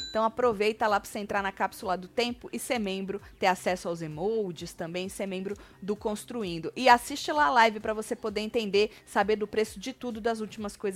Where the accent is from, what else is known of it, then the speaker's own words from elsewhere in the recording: Corumbá, Mato Grosso do Sul, Brazil; sou de Corumbá, no Mato, Mato Grosso